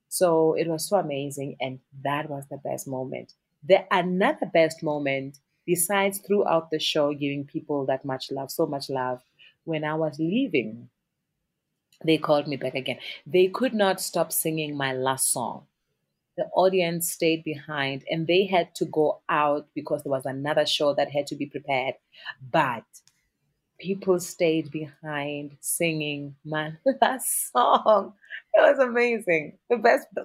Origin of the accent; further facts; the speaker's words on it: South Africa; It's confidence in who you are as a South African artist. The power, our sound, not even our music, our mm-hmm. sound, our colors of the clothing, the food we eat, our language, you know.